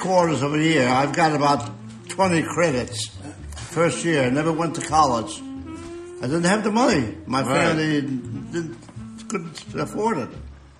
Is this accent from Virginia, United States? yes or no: no; New Haven, Connecticut, United States; born there; I was born in New Haven, on Worcester Street, where they make pizza.